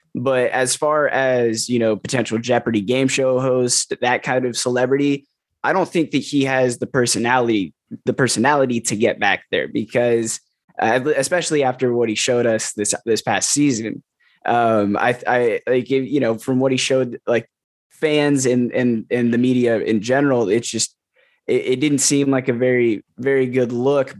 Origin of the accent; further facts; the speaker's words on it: Columbus, Ohio, United States; moved away; also born or lived in Texas; I live in Columbus. I'm originally from Columbus